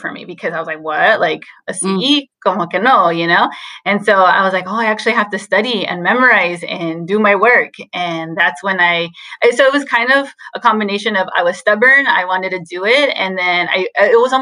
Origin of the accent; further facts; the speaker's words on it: Wilmington, California, United States; also born or lived in Long Beach, California / Santa Barbara, California; So I was born in Long Beach, so local South Bay, California. And I grew up in Wilmington